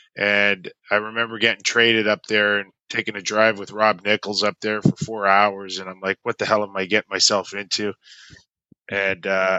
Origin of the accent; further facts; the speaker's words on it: Toronto, Ontario, Canada; I'm from Toronto, where you play minor hockey